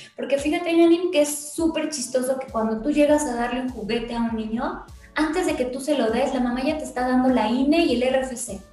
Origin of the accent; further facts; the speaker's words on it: Mexico City, Mexico; yo, también soy vecina de Contreras